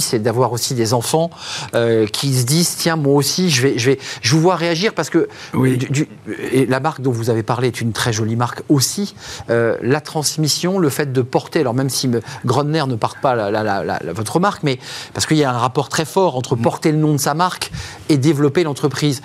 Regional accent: France; chez nous en France

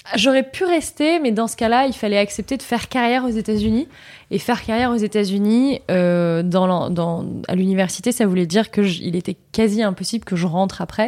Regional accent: Vichy, Auvergne-Rhône-Alpes, France; Je suis née en Auvergne, une région que j'aime beaucoup. Je suis née à Vichy

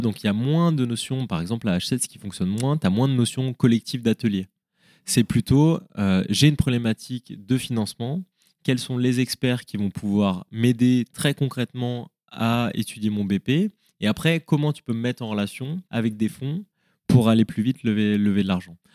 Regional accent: Lyon, Auvergne-Rhône-Alpes, France; also born or lived in Paris / Melbourne; oui, je suis lyonnais. Ouais, ouais, je suis lyonnais. J'ai un ancrage super fort à, Lyon

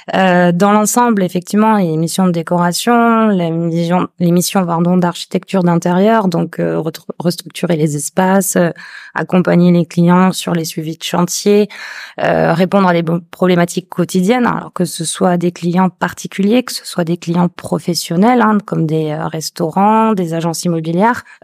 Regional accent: Toulouse, Occitania, France; moved away as an adult; now in Réunion, France; je suis originaire de Toulouse, et j'ai atterri sur ce caillou, bah, ça va bientôt faire 10 ans

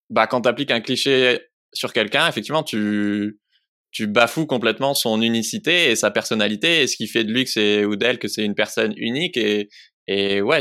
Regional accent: Grenoble, Auvergne-Rhône-Alpes, France; je suis de Grenoble, je suis française

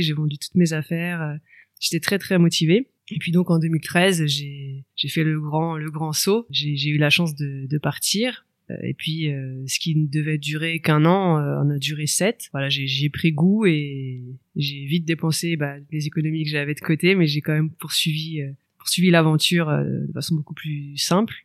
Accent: Orléans, Centre-Val de Loire, France; moved away as an adult; j'ai 36 ans et euh, je suis justement originaire d'Orléans, ville que j'ai quittée 10 ans et dans laquelle je viens de me réinstaller il y a tout juste quelques mois

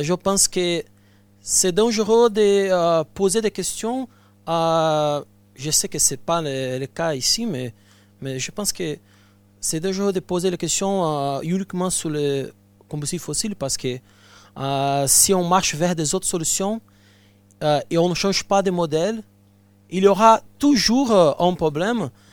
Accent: Brazil; French is a second language; moved away; je viens du Brésil

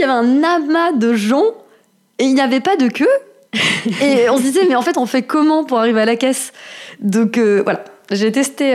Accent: Strasbourg, Grand Est, France; moved away as an adult; also born or lived in London; now in Paris, France; J'ai grandi à Strasbourg euh, jusqu'à euh, la fac

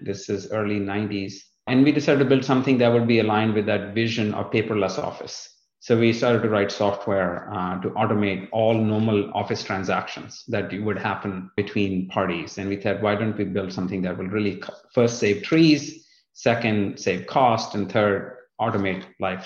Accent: northern India, India; moved away as an adult; also born or lived in North Dakota; now in Fort Lauderdale, United States; I was born in India, in uh, the northern part of India, just in the south of the Himalayas, in the foothills, as they call it.

